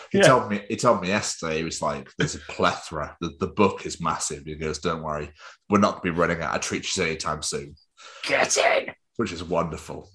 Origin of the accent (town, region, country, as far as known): England, United Kingdom; accent: English; also born or lived in Scotland